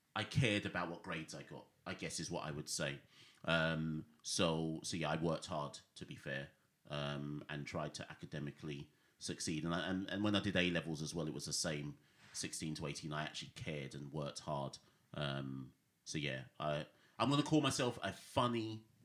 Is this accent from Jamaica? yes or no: yes; Jamaica; also born or lived in Britain; now in United Kingdom; I was born in Jamaica. I've lived in Jamaica both as a youngster and as a teenager